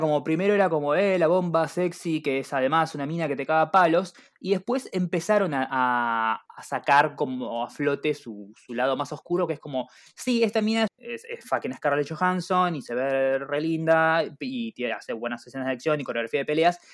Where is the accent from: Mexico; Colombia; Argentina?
Argentina; como todo buen argentino